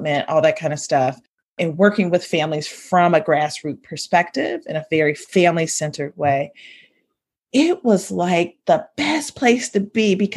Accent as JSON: {"language": "English", "region": "Ohio", "country": "United States", "tie": "born or raised there", "said": "I grew up in Ohio with Sunday being the most segregated time of the hour"}